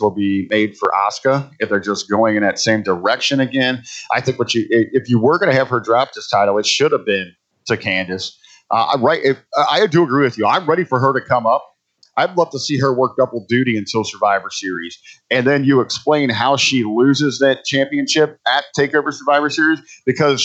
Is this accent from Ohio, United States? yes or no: yes; Cincinnati, Ohio, United States; moved away; my hometown of Cincinnati, Ohio